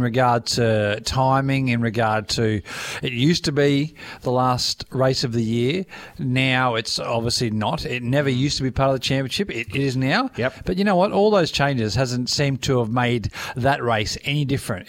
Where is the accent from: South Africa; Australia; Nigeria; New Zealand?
Australia; Daisy Hill, Queensland; I'm not from Logan. I'm I'm on the hills. I'm Daisy Hill